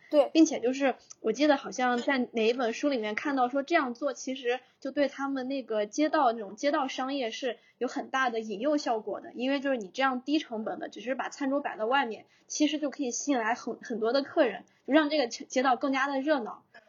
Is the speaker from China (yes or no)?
yes; northern China, China; now in Shenzhen, China; 我是北方人